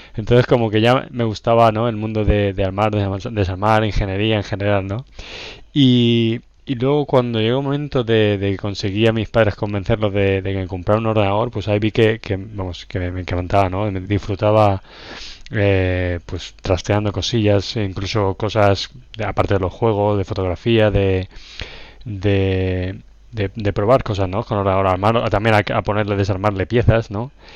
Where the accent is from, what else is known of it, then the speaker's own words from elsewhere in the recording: La Roda, Castilla-La Mancha, Spain; moved away; also born or lived in London; soy de La Roda, Albacete, Castilla-La Mancha